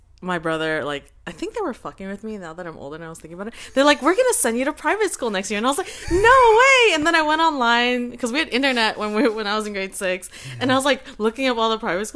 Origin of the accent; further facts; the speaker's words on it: Vancouver, British Columbia, Canada; I'm from Vancouver